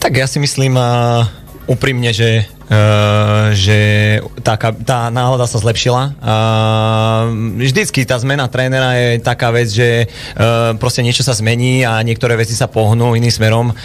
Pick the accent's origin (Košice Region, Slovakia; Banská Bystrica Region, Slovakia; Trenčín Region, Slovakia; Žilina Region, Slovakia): Trenčín Region, Slovakia; Trenčín; moved away as an adult; also born or lived in Poprad / Poland; ja som vyrastal vlastne v Trenčine, prešiel som celú mládež v Trenčine